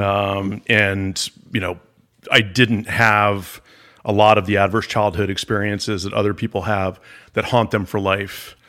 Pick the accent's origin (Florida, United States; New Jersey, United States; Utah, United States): Florida, United States; Palm Beach; I grew up in Palm Beach, Florida